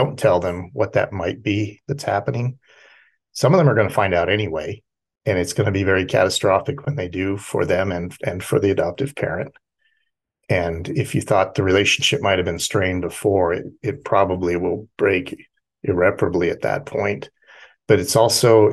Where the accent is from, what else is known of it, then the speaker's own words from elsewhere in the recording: near San Diego, California, United States; moved away; I was raised near San Diego and lived 37 years in California